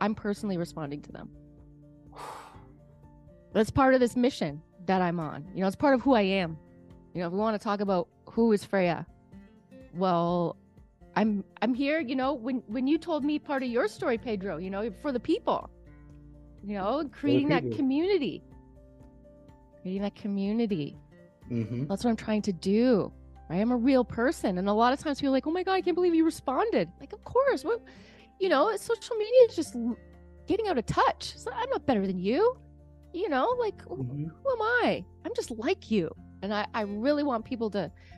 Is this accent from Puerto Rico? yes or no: no; Canada; I'm a Canadian. So I got some Canadian roots.